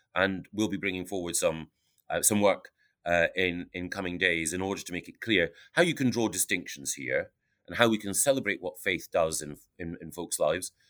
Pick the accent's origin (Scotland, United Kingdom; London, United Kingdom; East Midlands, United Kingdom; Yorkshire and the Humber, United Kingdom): Scotland, United Kingdom; Aberdeen; growing up in Aberdeen, you've got a very real sense